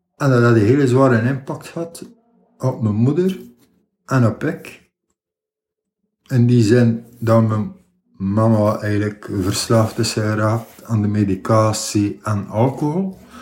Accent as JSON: {"language": "Dutch", "town": "Ostend", "region": "Flanders", "country": "Belgium", "tie": "born or raised there", "said": "Oorspronkelijk, ik ben geboren in Oostende, aan de kust. Ik heb daar ook bijna heel mijn leven gewoond"}